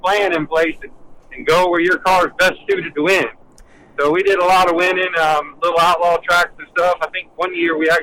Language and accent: English; Orlando, Florida, United States; I was born in Orlando, Florida, and I pretty much, like, I would say I was born at Speed World, Orlando Speed World